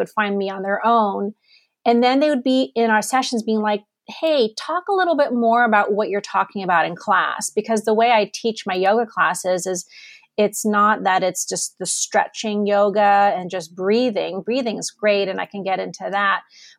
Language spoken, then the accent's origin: English; Germany; also born or lived in Amsterdam, Netherlands / United States / Canada; I'm actually not Californian. I was born in Amsterdam. I grew up in Germany. I've lived in the States. I've lived in Canada.